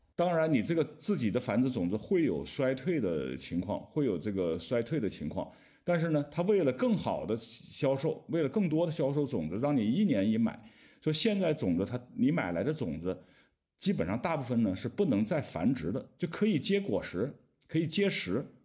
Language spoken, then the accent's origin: Chinese; southern China, China; moved away; 我是南方人，我想吃大米